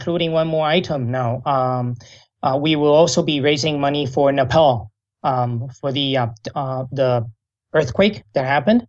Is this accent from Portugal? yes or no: no; Vancouver, British Columbia, Canada; also born or lived in Taiwan; And I actually grew up in, I was born in Taiwan, but I grew up in Vancouver.